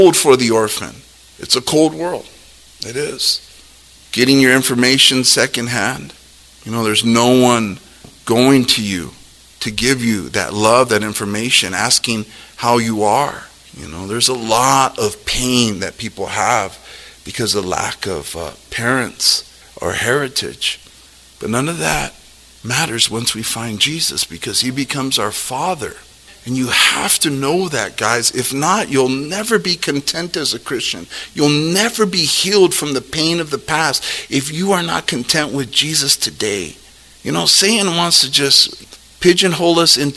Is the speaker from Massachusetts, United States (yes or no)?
no; Los Angeles, California, United States; I was born in Los Angeles